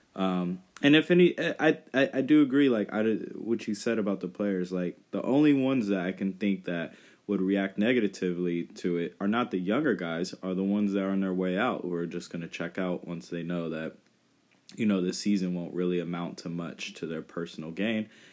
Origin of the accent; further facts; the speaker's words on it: Northern California, United States; moved away; I was from Northern California